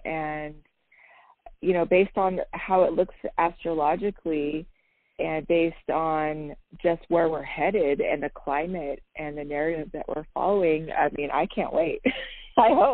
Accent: San Diego, California, United States; moved away; I was born in San Diego, you know, so I got love for California

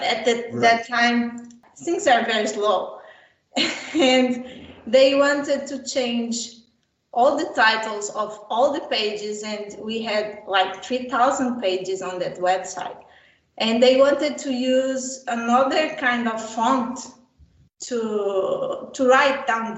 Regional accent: Brazil; I was born in Brazil

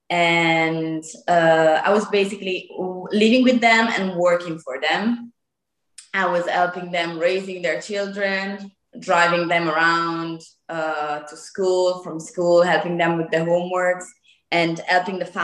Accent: close to Lake Como, Lombardy, Italy; English is a second language; I'm 24, almost 25 gosh. And I am from the north of Italy, close to Lake Como

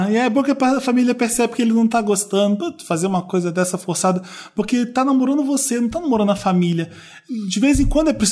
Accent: Feira de Santana, Bahia, Brazil; sou muito fã do podcast. Tenho 20 anos. Sou de Feira de Santana, na Bahia. Um beijo pro pessoal de Feira de Santana.

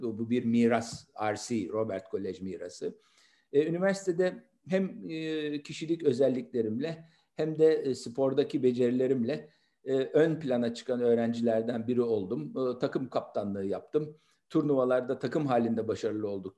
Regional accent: Istanbul, Turkey; 28 Kasım 1961'de İstanbul'da Nişantaşı semtinde doğdum.

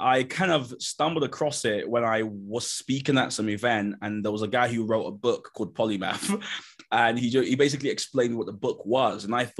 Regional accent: Nigeria; And part of it has been being Nigerian. The typical Nigerian experience is you'd come home with like a 84, and my mum would kind of go, well done, but where's the other 16?

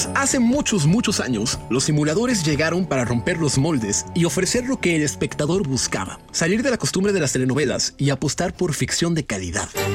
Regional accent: Mexico; soy mexicano

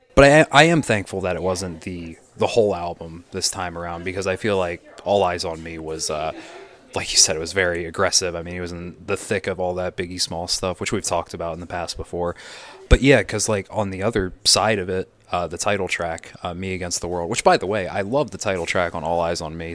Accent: United States; I'm American

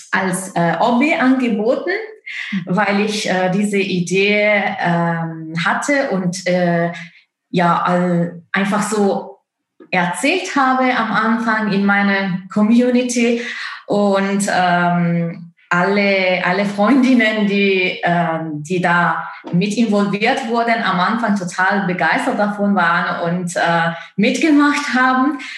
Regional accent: Italy; German is a second language; moved away as an adult; now in Leipzig, Germany; ich bin gebürtige Italienerin. Ich komme aus Italien und wohne in Deutschland seit hm, fast zehn Jahren.

